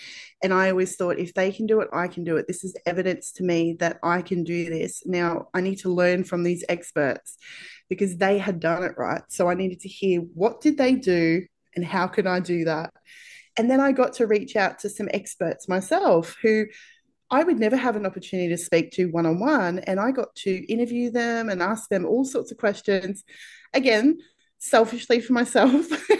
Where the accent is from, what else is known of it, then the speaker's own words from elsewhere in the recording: Australia; accent: Australian; I am from Australia, if you can't tell from my accent.